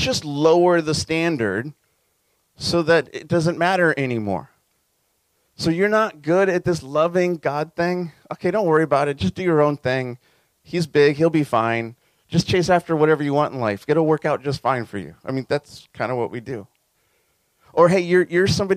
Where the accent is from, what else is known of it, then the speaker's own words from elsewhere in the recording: Southern California, United States; as a kid growing up in SoCal